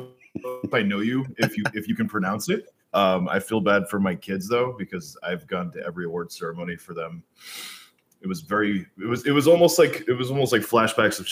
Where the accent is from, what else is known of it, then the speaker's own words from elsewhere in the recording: United States; moved away; also born or lived in New York; growing up in New Jersey and New York